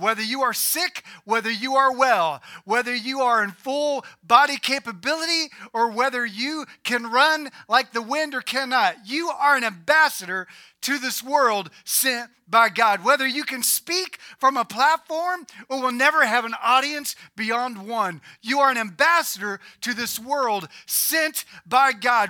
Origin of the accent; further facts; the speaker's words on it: United States; I was born in America